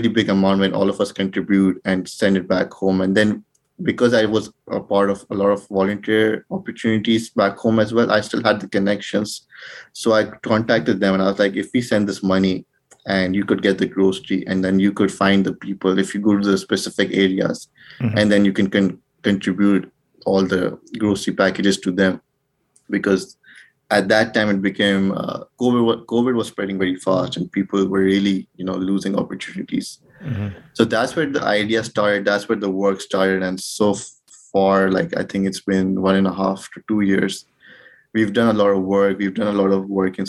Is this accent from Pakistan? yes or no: yes; Pakistan; English is a second language; moved away as an adult; now in Kingston, Canada; my home country, Pakistan